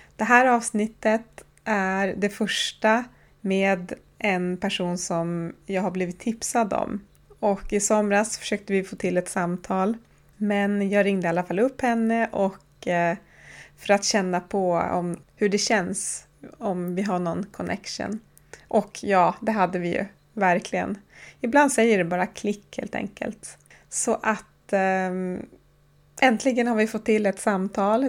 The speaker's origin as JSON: {"language": "Swedish", "area": "Horsbotten, Oviksfjällen", "region": "Jämtland", "country": "Sweden", "moved": "yes", "lives_now": "Tromsø, Norway", "said": "Jag kommer från Horsebotten. Det är en by som ligger i Oviksfjällen i Jämtland på den svenska sidan av Sätmi. Idag bor jag i Tromsö."}